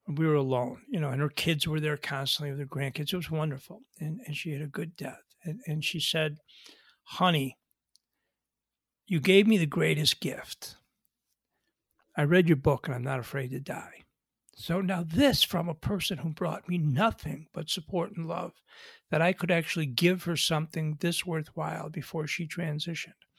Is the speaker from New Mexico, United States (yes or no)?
no; Buffalo, New York, United States; We grew up together in Buffalo, New York